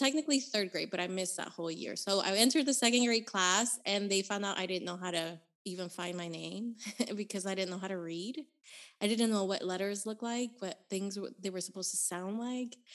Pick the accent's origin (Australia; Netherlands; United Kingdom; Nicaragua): Nicaragua; Managua; So, I was born in Nicaragua. In the capital of my country is called Managua, and I was born in 1985